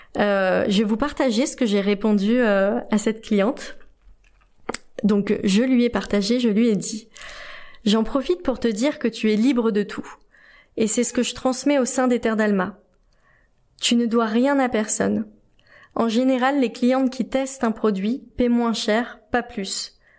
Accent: France; je suis française

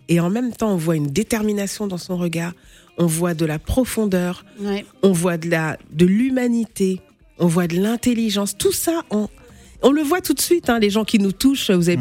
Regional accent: France; also born or lived in Senegal / Gao region, Mali; je suis née au Sénégal, d'une maman sénégalaise et d'un papa malien. Je, suis arrivée en France, j'avais 4 ans, j'ai grandi ici, je vis ici en France

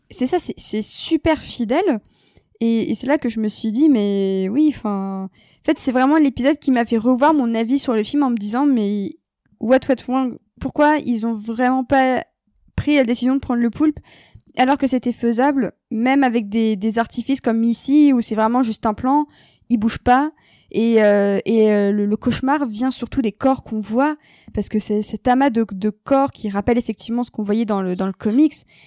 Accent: France; en tant que Française

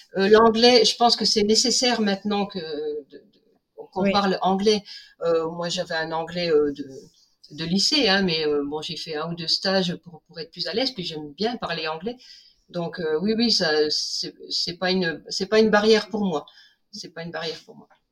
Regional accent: Vosges, Grand Est, France; moved away as an adult; also born or lived in Chamonix; now in Sallanches, France; je suis originaire originaire des Vosges et on est arrivé sur Chamonix avec mon mari

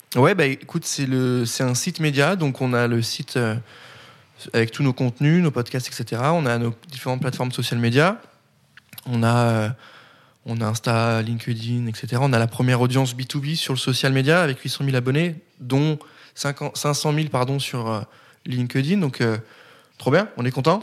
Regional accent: Nancy, Grand Est, France; je viens de Nancy

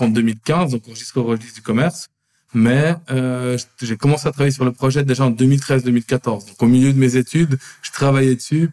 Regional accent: Lausanne, Vaud, Switzerland; je suis né et j'ai grandi à Lausanne. J'ai fait toutes mes écoles obligatoires à Lausanne

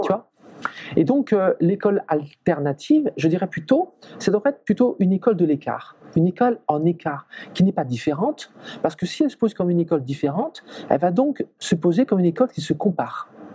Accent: Brittany, France; je suis français, je suis breton

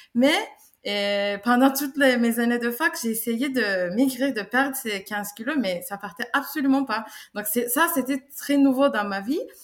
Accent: Istanbul, Turkey; moved away as an adult; now in France; je viens de Turquie, je suis née à Istanbul, euh, j'ai 32 ans, ça fait 5 ans que je vis en, France

